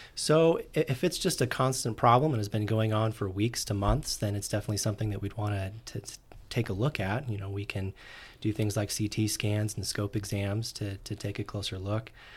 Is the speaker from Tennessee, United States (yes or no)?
no; Orem, Utah, United States; I'm originally from Orem, Utah